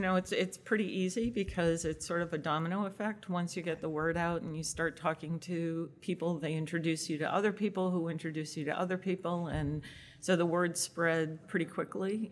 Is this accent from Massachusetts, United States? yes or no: yes; Massachusetts, United States; moved away as an adult; now in Connecticut, United States; I grew up in Massachusetts